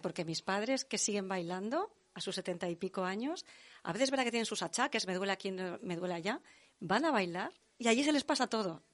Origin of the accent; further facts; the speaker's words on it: Tarragona, Catalonia, Spain; En Tarragona, que mis orígenes son de Tarragona